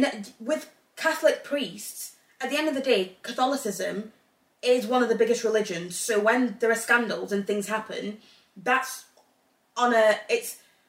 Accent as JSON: {"language": "English", "region": "England", "country": "United Kingdom", "tie": "born or raised there", "also_born_or_lived": "Zambia", "moved": "yes", "lives_now": "Northern Ireland, United Kingdom", "said": "I grew up in England."}